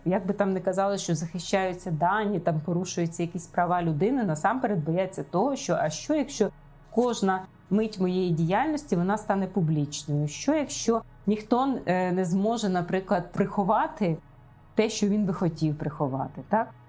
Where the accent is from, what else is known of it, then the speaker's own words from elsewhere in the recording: Ukraine; ми народилися в Україні